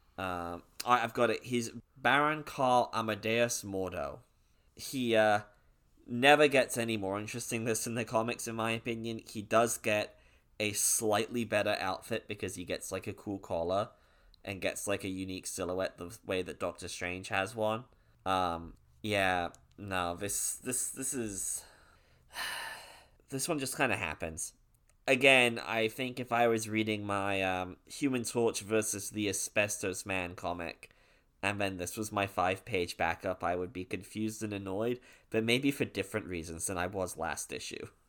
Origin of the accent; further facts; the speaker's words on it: United Kingdom; I'm actually British.